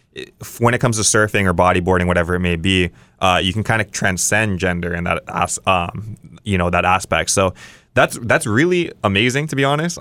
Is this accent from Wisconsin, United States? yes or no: no; Kauai, Hawaii, United States; I grew up on Kauai